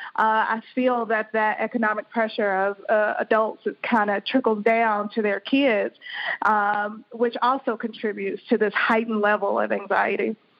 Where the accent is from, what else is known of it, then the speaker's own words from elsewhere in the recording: Birmingham, Alabama, United States; moved away as an adult; also born or lived in Boston, Massachusetts; now in Maryland, United States; I'm originally from Birmingham, Alabama